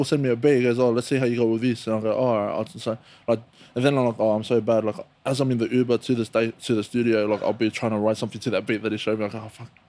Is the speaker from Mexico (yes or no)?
no; Griffith, New South Wales, Australia; moved away; also born or lived in Guildford, New South Wales; I was born and raised in Griffith, in country town now